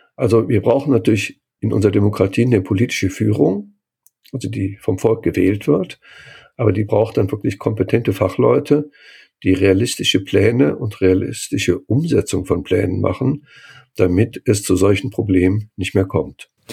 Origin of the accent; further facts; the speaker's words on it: Cologne, North Rhine-Westphalia, Germany; moved away; ich komme ja aus Köln, ich bin da geboren, arbeite, lebe zwar jetzt nicht mehr